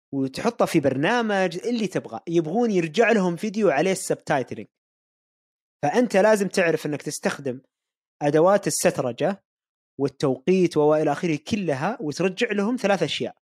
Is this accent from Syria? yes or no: no; Saudi Arabia; عندنا في السعوديه